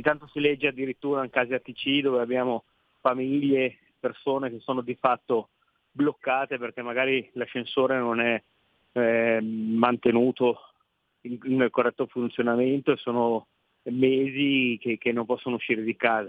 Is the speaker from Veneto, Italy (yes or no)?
no; Piedmont, Italy; da piemontese